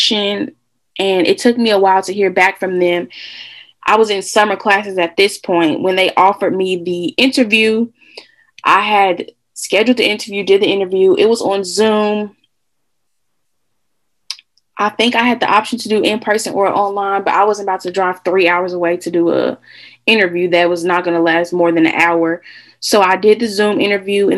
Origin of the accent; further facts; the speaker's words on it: Illinois, United States; Illinois State is in my home state